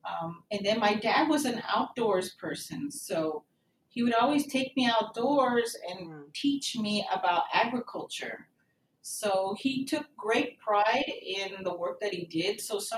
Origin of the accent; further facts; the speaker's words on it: King City, California, United States; also born or lived in Pine Canyon, California; now in Texas, United States; I grew up in a little small town in the Salinas Valley in California. The town is called King City, California.